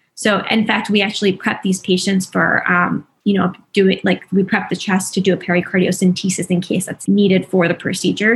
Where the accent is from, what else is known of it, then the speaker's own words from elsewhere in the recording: New Jersey, United States; moved away as an adult; now in Philadelphia, United States; I'm originally from New Jersey, but um, have been living in Philadelphia for the past five years